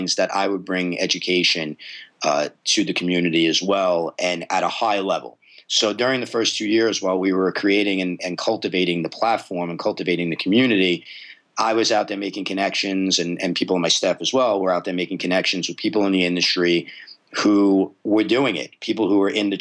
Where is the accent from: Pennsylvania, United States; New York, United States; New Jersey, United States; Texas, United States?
New York, United States; New York City; moved away; I am a native New Yorker. I'm Brooklyn and Staten Island, spent most of my life in New York